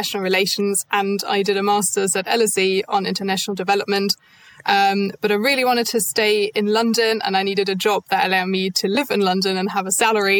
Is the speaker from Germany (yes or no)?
yes; Germany; English is a second language; moved away as an adult; now in United Kingdom; I'm not actually from the UK, I'm from Germany